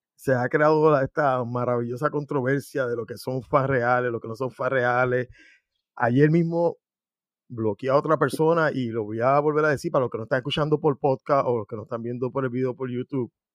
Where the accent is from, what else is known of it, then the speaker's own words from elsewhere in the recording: Puerto Rico; yo soy puertorriqueño